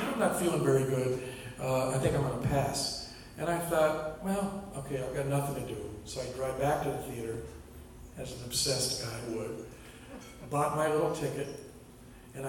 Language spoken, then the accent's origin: English; San Leandro, California, United States; I grew up in the East Bay of San Francisco, in a little town called San Leandro.